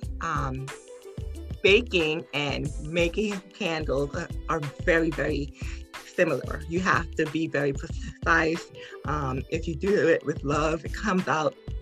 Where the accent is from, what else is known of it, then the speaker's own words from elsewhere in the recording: Piscataway, New Jersey, United States; I'm from Piscataway, New Jersey.